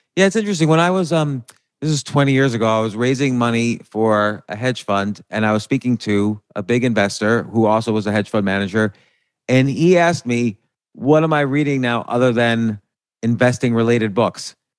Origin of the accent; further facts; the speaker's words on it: New Jersey, United States; I grew up in New Jersey